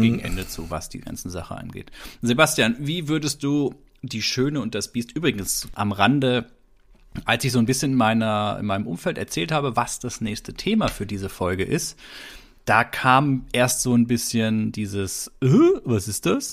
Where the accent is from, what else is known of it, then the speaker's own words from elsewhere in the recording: Baden-Württemberg, Germany; wir hier im heimischen Baden-Württemberg in Süddeutschland, wo ich groß geworden bin